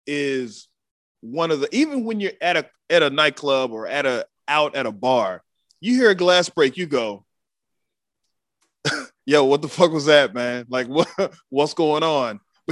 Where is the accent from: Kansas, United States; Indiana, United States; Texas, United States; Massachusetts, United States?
Texas, United States; Waco; being from Waco